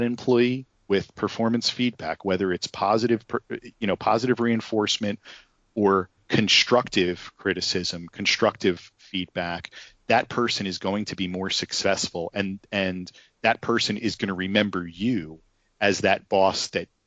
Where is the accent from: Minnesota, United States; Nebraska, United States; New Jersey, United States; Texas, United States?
New Jersey, United States; I'm from New Jersey